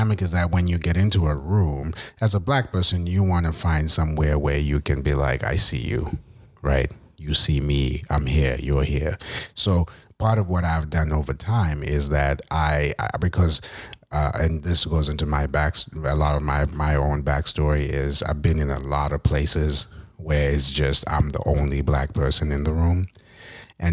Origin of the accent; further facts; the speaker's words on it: Zimbabwe; moved away as an adult; now in United States; I was from Zimbabwe